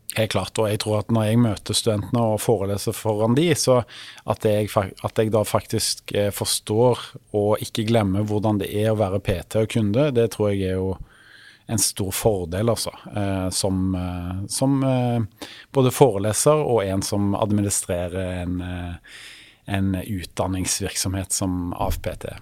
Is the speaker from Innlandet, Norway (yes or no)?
no; Stavanger, Rogaland, Norway; moved away as an adult; now in Oslo, Norway; jeg kom opprinnelig fra Stavanger, som er jo da Vestlandets perle